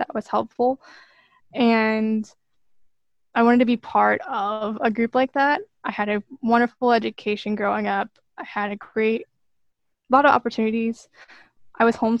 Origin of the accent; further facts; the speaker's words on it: Pennsylvania, United States; moved away as an adult; now in Northern Virginia, United States; I am from Pennsylvania originally, so I am fortunately able to live pretty close to home right now